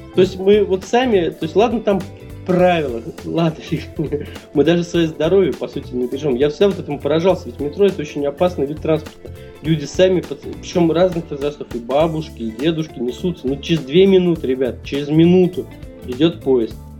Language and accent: Russian; Russia; из России